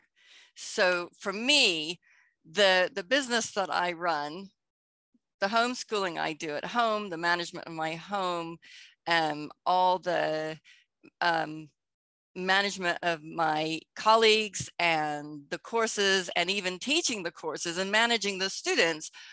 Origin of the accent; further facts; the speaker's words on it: Texas, United States; moved away as an adult; also born or lived in United Kingdom; I spent 25 years in Britain, even though I grew up in Texas. I'm back in Texas now